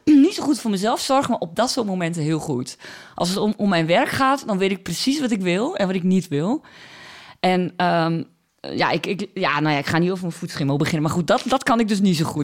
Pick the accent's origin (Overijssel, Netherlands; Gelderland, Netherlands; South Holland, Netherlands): Overijssel, Netherlands; Borne; accent: Twents; Ik kom uit Borne